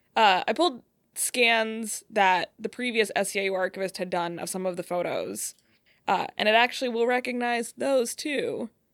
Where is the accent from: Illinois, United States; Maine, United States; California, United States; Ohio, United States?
Ohio, United States; Cleveland; moved away as an adult; also born or lived in Colorado / Michigan; now in Detroit, United States; I'm from Cleveland area. Uh, that's where I grew up.